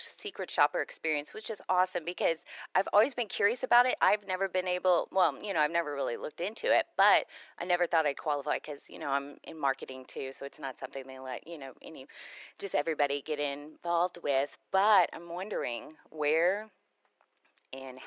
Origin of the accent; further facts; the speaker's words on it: Houston, Texas, United States; I'm from Houston